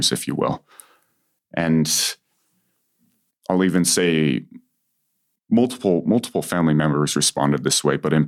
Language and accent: English; Utah Valley, United States; growing up in Utah Valley